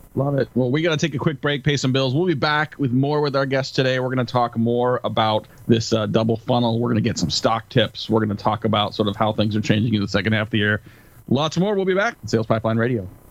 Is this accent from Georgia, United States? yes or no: no; California, United States; moved away as an adult; now in Seattle, United States; I, am born and raised on the West Coast, grew up in California, live outside of Seattle now